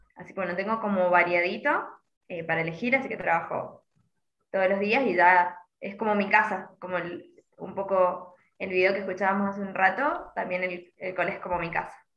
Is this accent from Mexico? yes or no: no; Mendoza, Argentina; yo soy de Mendoza